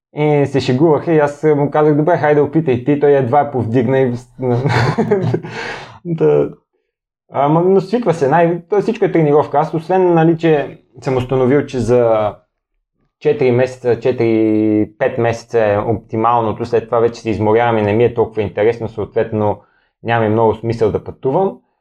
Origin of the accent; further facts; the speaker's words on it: Bulgaria; питат ме откъде си, аз казвам от България